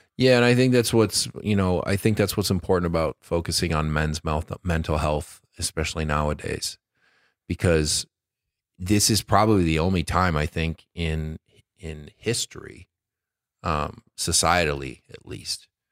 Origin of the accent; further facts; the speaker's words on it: Detroit, Michigan, United States; moved away; I'm from Detroit